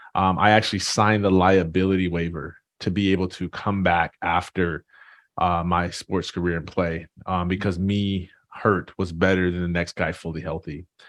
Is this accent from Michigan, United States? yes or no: yes; Jackson, Michigan, United States; I'm originally from a small town, uh, Jackson, Michigan